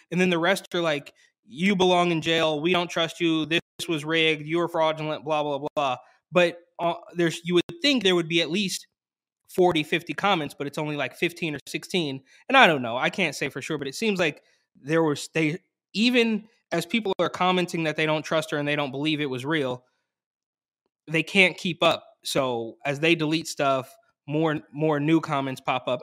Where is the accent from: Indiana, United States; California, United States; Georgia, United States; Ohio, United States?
California, United States; Bay Area; I grew up in the Bay Area